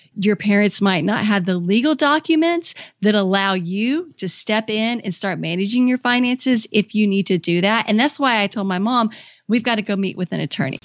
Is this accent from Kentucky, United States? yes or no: yes; Kentucky, United States; moved away as an adult; also born or lived in Washington, D.C.; I moved back to my home state of Kentucky